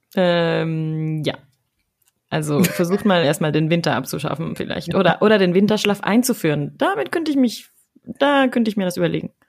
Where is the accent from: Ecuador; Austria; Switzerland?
Ecuador; moved away as an adult; also born or lived in Germany; now in Dortmund, Germany; ich war ja sechs Monate in Ecuador, in meiner Heimat